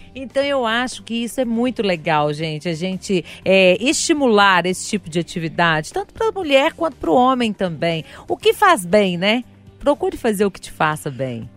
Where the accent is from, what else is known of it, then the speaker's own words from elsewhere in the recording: Sabará, Minas Gerais, Brazil; Eu venho de Sabará mesmo